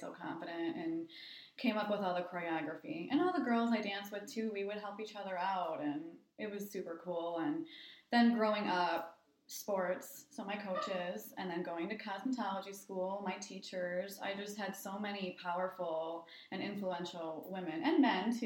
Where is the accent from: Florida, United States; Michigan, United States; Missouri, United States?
Michigan, United States; Linwood; also born or lived in East Lansing, Michigan / Ann Arbor, Michigan; now in Bay City, United States; I grew up in Linwood.